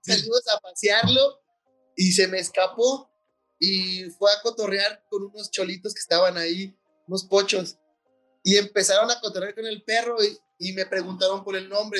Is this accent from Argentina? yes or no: no; Mexico; como mexicanos